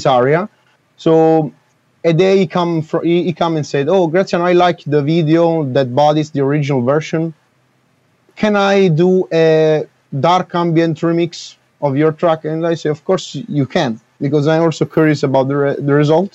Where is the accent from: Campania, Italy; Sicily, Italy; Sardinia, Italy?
Campania, Italy; Naples; I'm from Napoli, so Naples